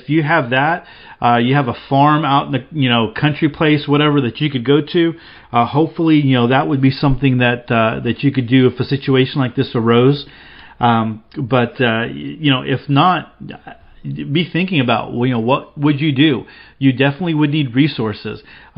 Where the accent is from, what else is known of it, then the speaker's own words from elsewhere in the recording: North Carolina, United States; I grew up here in the Carolinas hunting and fishing the woods and lakes.